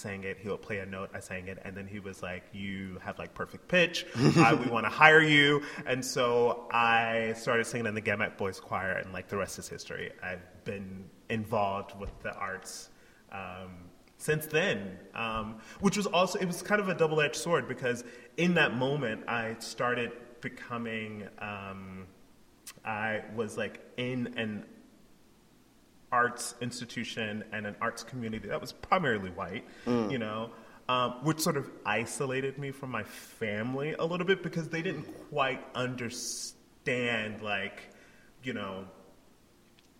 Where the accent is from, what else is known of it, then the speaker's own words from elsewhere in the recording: Anderson, South Carolina, United States; moved away; also born or lived in Olympia, Washington; I grew up in Anderson, grew up in poverty, started singing in the church